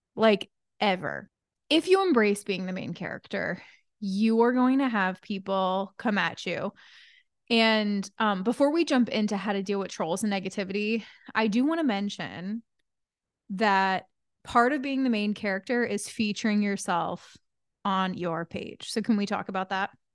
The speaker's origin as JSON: {"language": "English", "region": "Connecticut", "country": "United States", "said": "I'm from New England. I'm from Connecticut"}